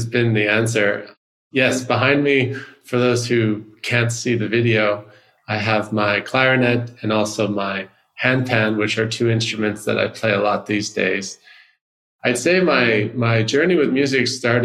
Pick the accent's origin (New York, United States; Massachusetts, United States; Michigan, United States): New York, United States; growing up in the United States, I'm originally from New York